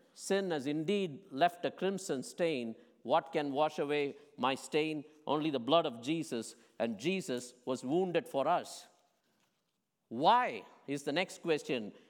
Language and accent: English; India; moved away; what I grew up with in India